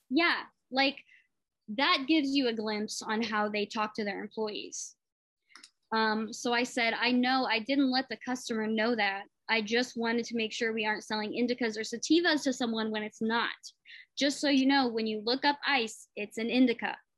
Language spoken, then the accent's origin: English; Muskogee, Oklahoma, United States; I was raised in Muskogee, so I just spent a lot of time in Tulsa, like as a kid